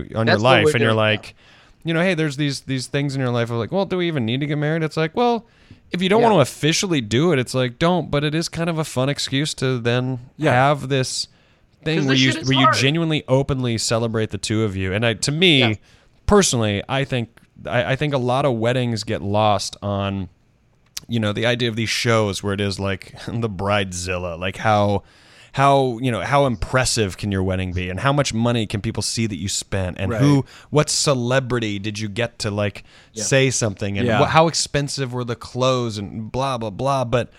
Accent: the South, United States; I grew up in the South where I kind of thought I'd be married by 25 because that just gets drilled into your head.

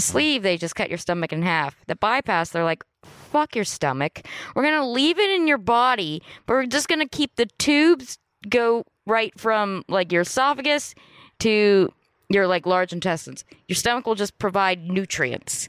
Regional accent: Los Angeles, California, United States; also born or lived in Santa Monica; I loved growing up in Playa del Rey

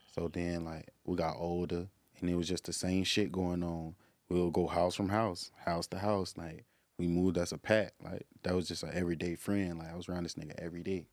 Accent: Jacksonville, Florida, United States; I'm from Jacksonville

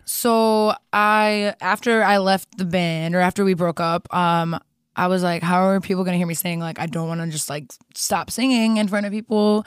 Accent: Streamwood, Illinois, United States; moved away as an adult; also born or lived in Germany / Kosovo / Chicago; now in Los Angeles, United States; I was raised in Chicago since I was, like, five years old

